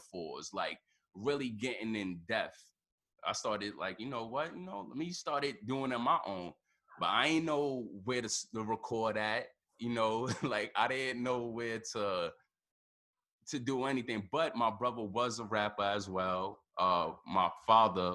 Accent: New York City, New York, United States; I grew up in the Bronx, you know, 156

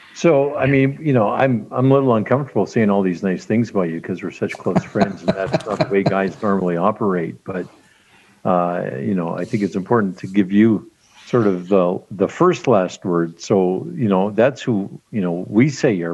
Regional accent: Regina, Saskatchewan, Canada; in my neighborhood where I grew up in North Central Regina

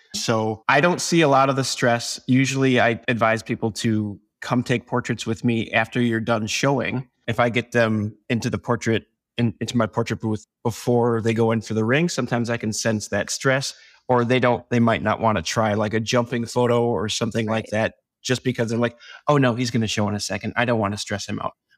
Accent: Door County, Wisconsin, United States; I'm from Door County, Wisconsin

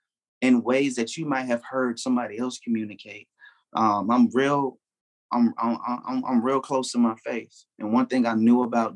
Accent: Chicago, Illinois, United States; also born or lived in Memphis / Atlanta; now in Phoenix, United States; I grew up in Chicago, but at the same time, like, I lived in Memphis as well. You know what I'm saying? I lived in ATL as well. I'm in Phoenix now.

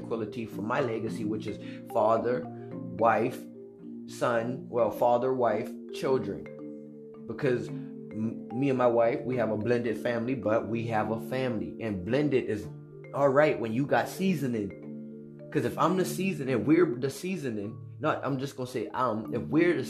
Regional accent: United States; I'm an American

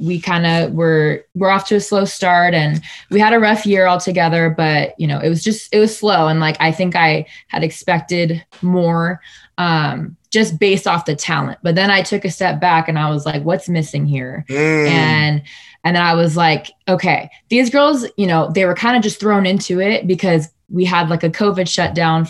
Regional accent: Sacramento, California, United States; also born or lived in Fresno, California / El Paso, Texas; I am Sacramento born, raised, proud to be from the 916.

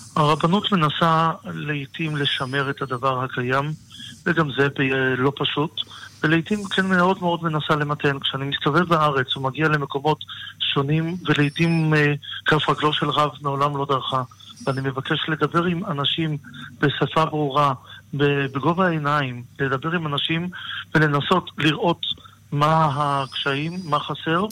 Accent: Tel Aviv, Tel Aviv District, Israel; גדלתי בתל אביב, ובוודאי שתל אביב של היום אינה תל אביב של פעם

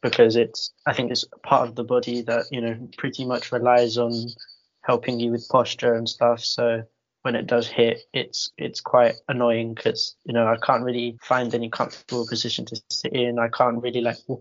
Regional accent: London, United Kingdom; I'm from East London, I live in Newham.

